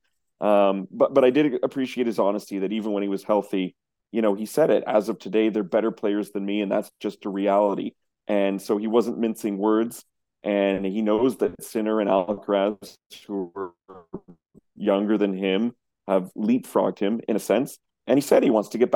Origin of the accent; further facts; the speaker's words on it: Canada; being Canadian tennis journalists